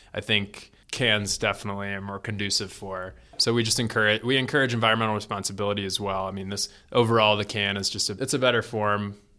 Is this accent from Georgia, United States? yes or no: no; Florida, United States; now in Colorado, United States; I was born in Florida